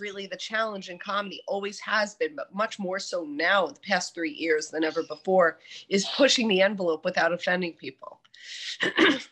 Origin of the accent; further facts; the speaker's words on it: New Jersey, United States; I'm from New Jersey